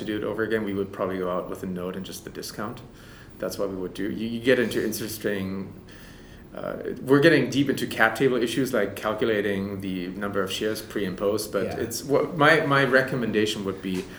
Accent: Germany; accent: German; English is a second language; you can probably tell I'm German by my accent

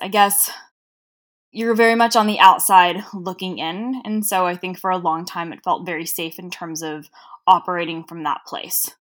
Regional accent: Los Angeles, California, United States; accent: Cher from Clueless (Valley girl); I grew up in Southern California

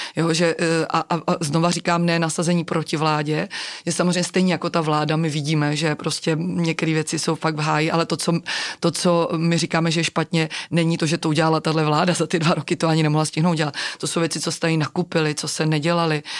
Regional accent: Czechia; jsme Češi

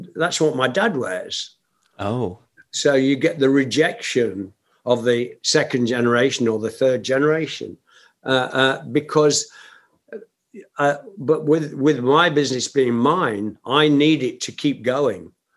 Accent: Nottingham, East Midlands, United Kingdom; my hometown of Nottingham

